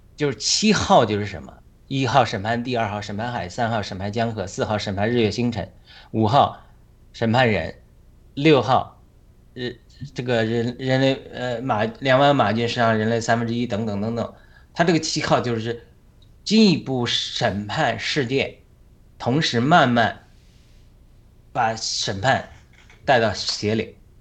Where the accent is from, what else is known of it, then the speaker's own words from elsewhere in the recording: China; 而不是我们中国人